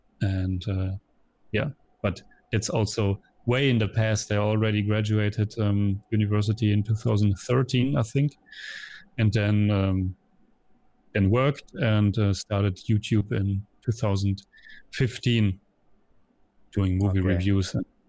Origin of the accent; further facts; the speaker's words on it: Lippstadt, North Rhine-Westphalia, Germany; English is a second language; moved away as an adult; now in Vienna, Austria; I'm coming from Germany, from a little town called Lippstadt. It's like a 70,000 population. And I moved to Vienna in 2006.